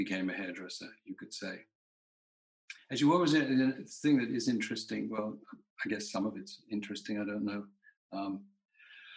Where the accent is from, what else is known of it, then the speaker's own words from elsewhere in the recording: London, United Kingdom; I grew up in London, in England